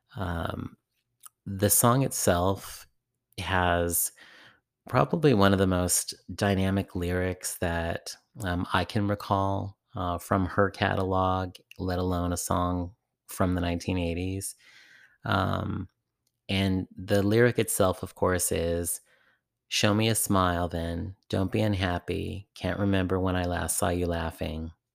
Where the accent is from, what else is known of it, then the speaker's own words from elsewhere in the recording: San Francisco Bay Area, California, United States; in my own community growing up in the San Francisco Bay Area